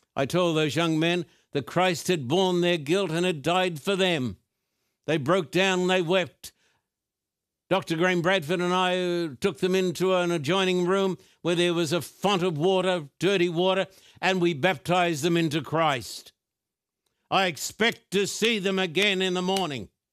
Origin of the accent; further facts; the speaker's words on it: Brisbane, Queensland, Australia; moved away; When I was a boy growing up in Brisbane, Queensland, Australia